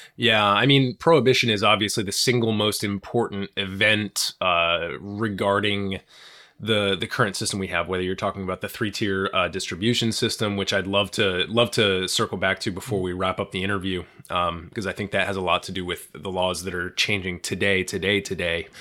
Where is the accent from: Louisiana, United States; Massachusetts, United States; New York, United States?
Massachusetts, United States; I come from Massachusetts